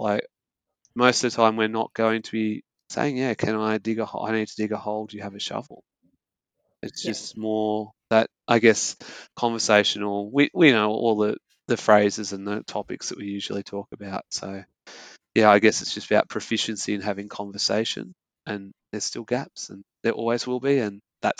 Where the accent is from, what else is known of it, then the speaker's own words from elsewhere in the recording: New South Wales, Australia; I came back to Australia and people were like, you sound really different. And I was like, well, of course, I've been away for 11 months. But going back to regional New South Wales and the thickness of that accent